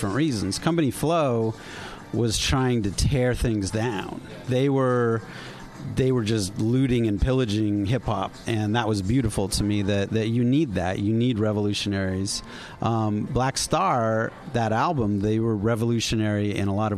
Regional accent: East Coast, United States; I grew up on the East Coast, and these are the records that are part of my youth.

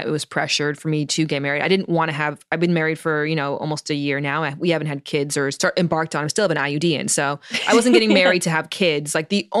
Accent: Canada; moved away as an adult; now in California, United States; I'm from Canada originally

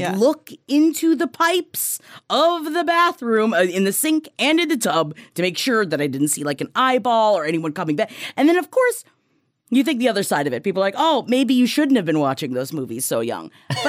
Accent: Queens, New York, United States; we grew up in Queens, so we grew up next to the project

